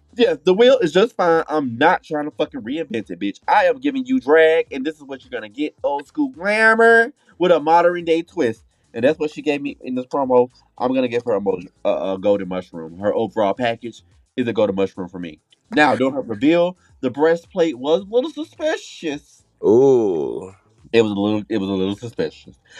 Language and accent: English; Orlando, Florida, United States; I'm here to represent for Florida because I was born in Orlando